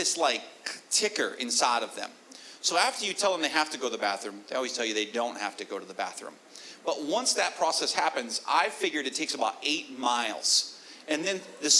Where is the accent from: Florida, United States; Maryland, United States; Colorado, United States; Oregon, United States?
Florida, United States; I'm from Florida.